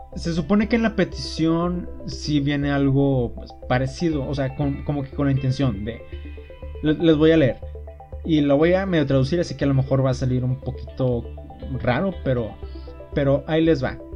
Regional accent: Mexico; como buen mexicano

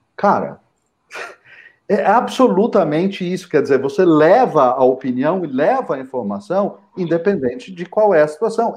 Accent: São José dos Campos, São Paulo, Brazil; Eu sou nascido em São José dos Campos

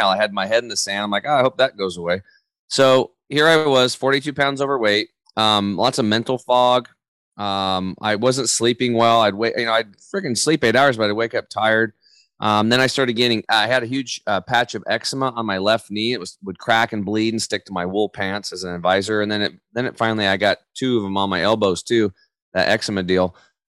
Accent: Eastern Oregon, United States; I grew up over in Eastern Oregon

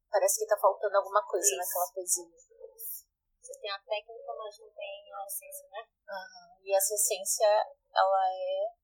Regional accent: Pajeú region, Pernambuco, Brazil; moved away; eu sou da Fogagem da Engazeira, que é no setor do Pajeú

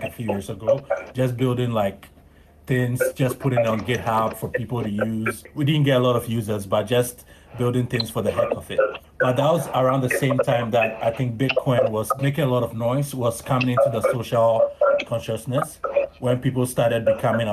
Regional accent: Ghana; I'm a Ghanaian and I spend most of my time in Ghana

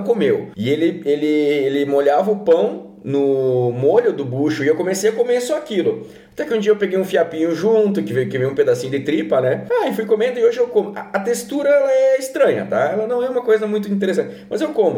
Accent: Curitiba, Paraná, Brazil; now in Caxias do Sul, Brazil; eu nasci em Curitiba

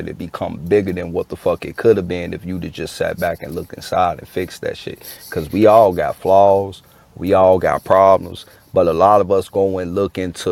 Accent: Chicago, Illinois, United States; I grew up in Chicago too.

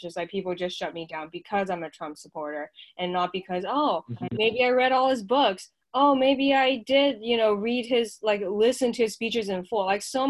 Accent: China; English is a second language; now in United States; I came from China to the U.S. Part of it is to be free, right?

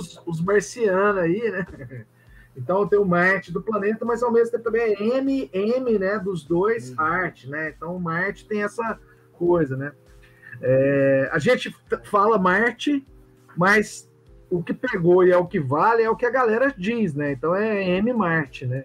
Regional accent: Goiânia, Goiás, Brazil; eu sou de Goiânia

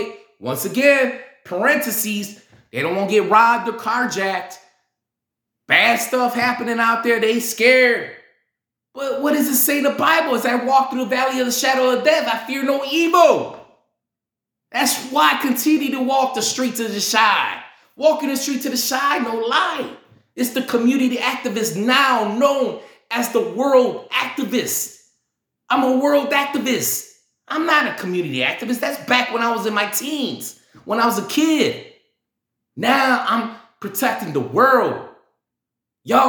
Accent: Chicago, Illinois, United States; I'm from Chicago. I'm from South Chicago

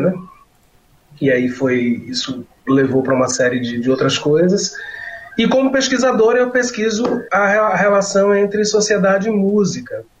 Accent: Salvador, Bahia, Brazil; aqui em Salvador, onde eu moro, né, onde eu nasci, onde eu moro

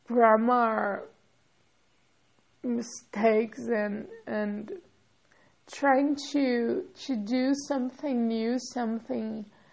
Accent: São Paulo, Brazil; first language Portuguese; English is a second language; also born or lived in Rio de Janeiro, Brazil; I'm from São Paulo, and I studied in college in another state, Rio. Yeah, Rio de Janeiro. Okay, so I'm a native speaker of Portuguese

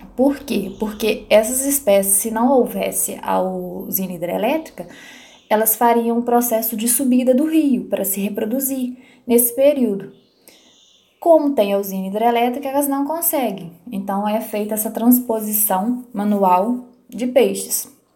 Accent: Palma, Minas Gerais, Brazil; Eu sou de Palma, em Minas Gerais

